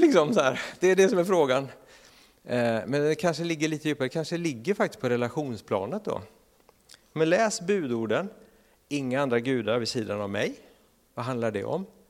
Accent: Sweden; som svenskar

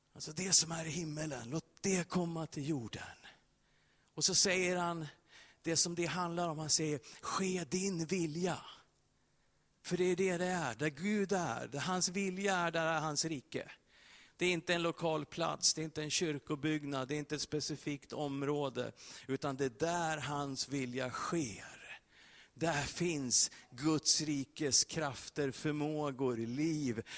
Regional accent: Sweden; Vi som är svenskar

